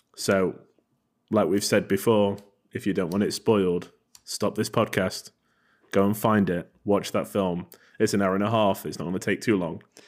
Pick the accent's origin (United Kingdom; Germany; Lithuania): United Kingdom; England; I am English